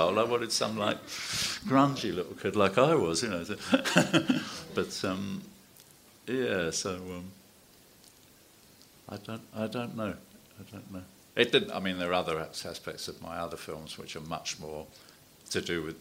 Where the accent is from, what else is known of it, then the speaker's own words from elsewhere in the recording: London, United Kingdom; also born or lived in Hackney; growing up in Walthamstow and then in Hackney